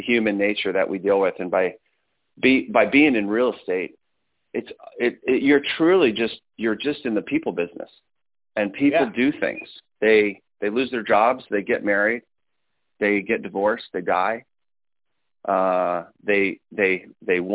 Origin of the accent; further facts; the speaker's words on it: Las Vegas, Nevada, United States; we grew up here in Las Vegas, Nevada